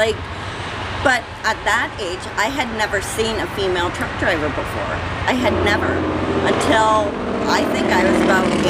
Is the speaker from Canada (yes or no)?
yes; Ingersoll, Ontario, Canada; I'm from Ingersoll, Ontario, Canada.